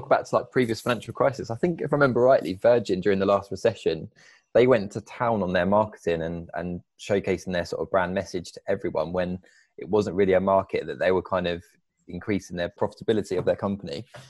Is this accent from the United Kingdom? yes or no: yes; United Kingdom; I'm a British racing driver